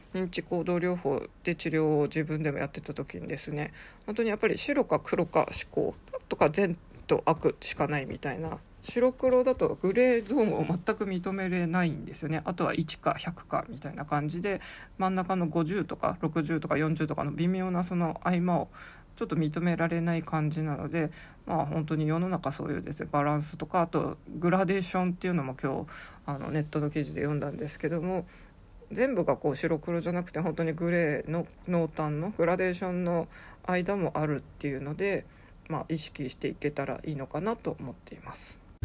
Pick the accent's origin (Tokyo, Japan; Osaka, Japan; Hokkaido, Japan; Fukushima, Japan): Hokkaido, Japan; Sapporo; moved away; also born or lived in Kanto; 札幌生まれの札幌育ち